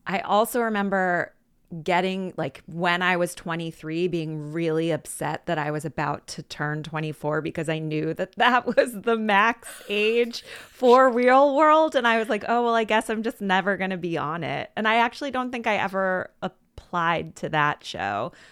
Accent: Philadelphia, Pennsylvania, United States; I grew up in Philadelphia, went away for a bit, but I've been back

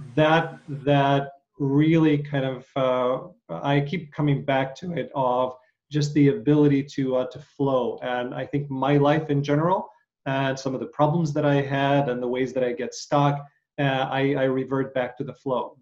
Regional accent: Ukraine; I grew up in Ukraine

